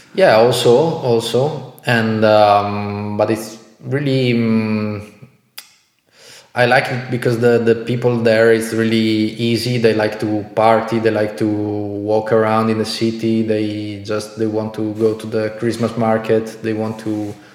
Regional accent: Italy; moved away as an adult; also born or lived in Bratislava, Slovakia; in Italy, in my hometown

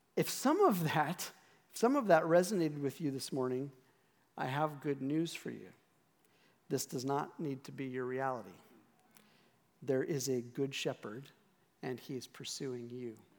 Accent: Scotland, United Kingdom; I'm Scottish

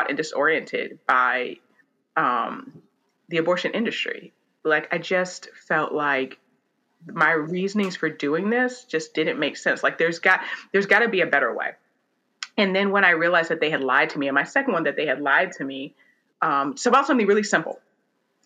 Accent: Oberlin, Ohio, United States; I grew up, I'm from Oberlin, Ohio, where Oberlin College is

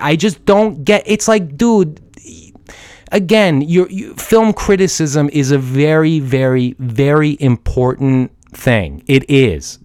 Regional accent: Portland, Oregon, United States; I'm an Iranian American guy. I was born in Portland, Oregon, but my blood is from Iran

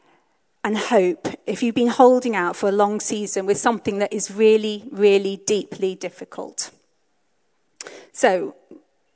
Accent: Hong Kong; now in Bristol, United Kingdom; I grew up in Hong Kong

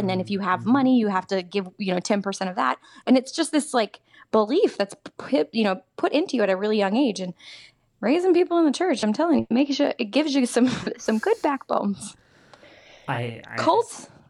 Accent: the South, United States; I was raised in the church. You know, I am from the South.

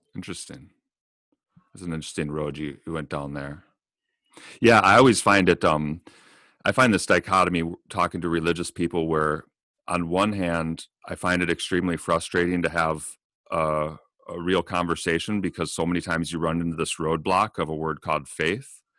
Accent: United States; as an American

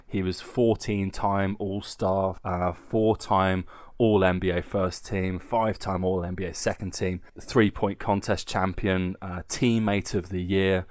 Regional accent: England, United Kingdom; accent: painfully English; now in Nuremberg, Germany; I sound so painfully English

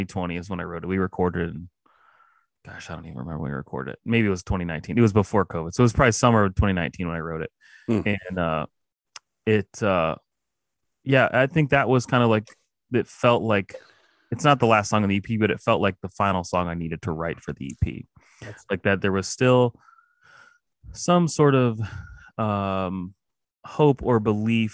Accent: Ohio, United States; I am from Ohio

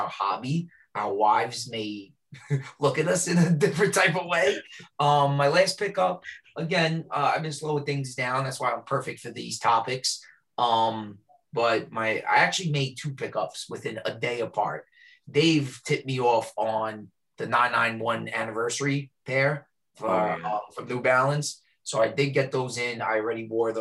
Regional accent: New York, United States; also born or lived in White Plains, New York; born and raised in New York. I live outside, a little north from New York. I'm in Westchester County, in White Plains

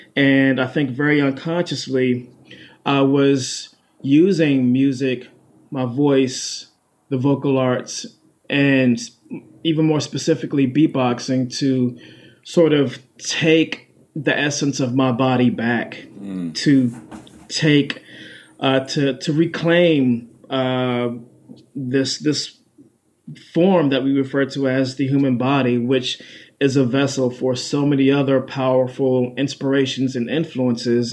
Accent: Washington, District of Columbia, United States; also born or lived in Prince George's County, Maryland; So I was born in Washington D.C., raised there and then also raised in Prince George's County, Maryland, mm-hmm. uh, a county right outside of Washington, D.C.

